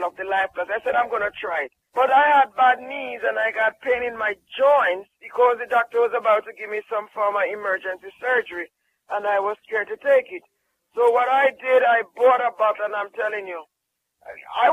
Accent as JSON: {"language": "English", "country": "Jamaica", "said": "I'm from Jamaica"}